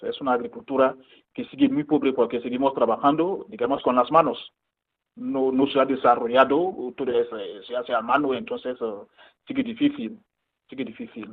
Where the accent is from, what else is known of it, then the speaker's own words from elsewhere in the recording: Côte d’Ivoire; moved away as an adult; also born or lived in Ghana; now in Madrid, Spain; yo soy de Costa de Marfil y bueno, nací ahí, crecí ahí